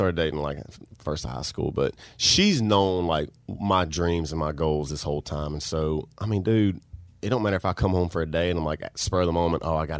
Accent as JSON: {"language": "English", "town": "Bastrop", "region": "Louisiana", "country": "United States", "tie": "born or raised there", "said": "If you're going to go to Bastrop, Louisiana, the town that I grew up in."}